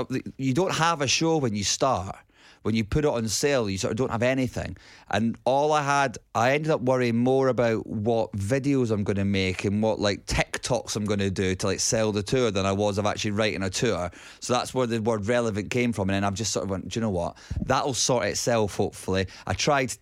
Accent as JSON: {"language": "English", "region": "Scotland", "country": "United Kingdom", "said": "as a Scottish person"}